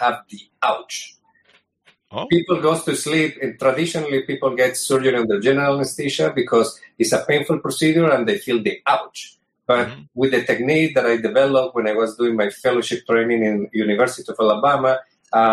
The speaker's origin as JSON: {"language": "English", "country": "Colombia", "also_born_or_lived": "New York, United States", "moved": "yes", "lives_now": "United States", "said": "I'm originally from Colombia, but I did my surgical training here in the United States"}